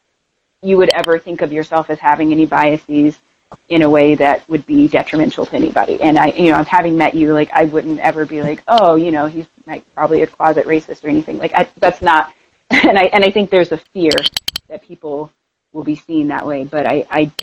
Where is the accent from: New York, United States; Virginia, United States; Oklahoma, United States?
Oklahoma, United States; Tulsa; now in Denver, United States; I'm from Tulsa, Oklahoma, originally